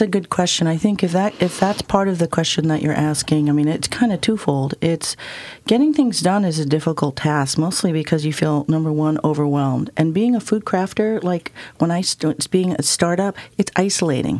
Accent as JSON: {"language": "English", "town": "Ann Arbor", "region": "Michigan", "country": "United States", "tie": "born or raised there", "said": "I grew up in Ann Arbor, Michigan"}